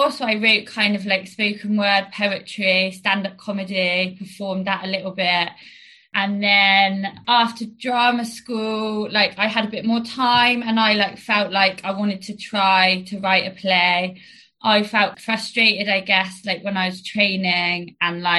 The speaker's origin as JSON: {"language": "English", "town": "Chippenham", "region": "South West England", "country": "United Kingdom", "tie": "born or raised there", "said": "I'm from Chippenham. I grew up there on a council estate called Hill Rise."}